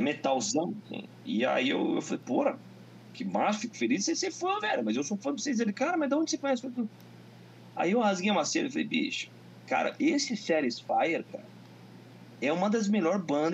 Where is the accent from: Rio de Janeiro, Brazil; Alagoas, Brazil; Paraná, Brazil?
Paraná, Brazil; Curitiba; sou de Curitiba, que a cidade sempre foi rock